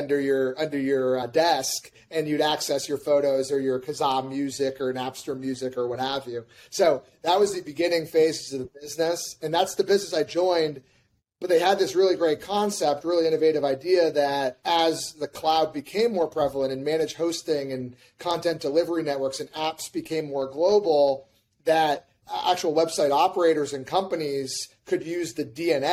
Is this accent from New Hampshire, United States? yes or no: yes; New Hampshire, United States; moved away as an adult; also born or lived in California / San Diego; I moved back home to my home state in New Hampshire.